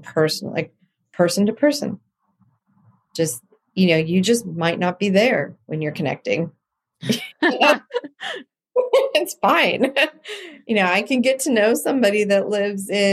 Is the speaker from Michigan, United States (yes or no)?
no; San Diego, California, United States; now in Los Angeles, United States; I grew up in San Diego